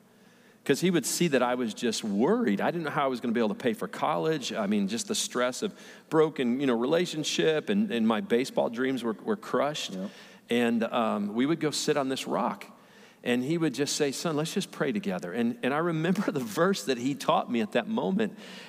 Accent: Redford, Michigan, United States; I grew up right outside Detroit, Michigan, little tiny city, Redford. I lived in a little tiny house

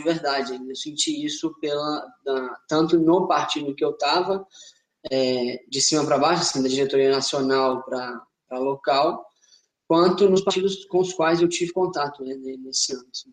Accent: Linhares, Espírito Santo, Brazil; also born or lived in Ouro Preto, Minas Gerais; eu sou de Linhares, Espírito Santo

